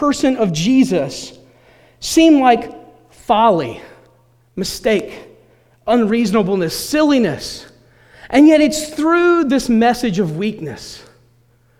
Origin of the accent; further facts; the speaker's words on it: Elizabeth City, North Carolina, United States; the town I grew up in, there's no expectation that the president of the United States is going to come from Elizabeth City, North Carolina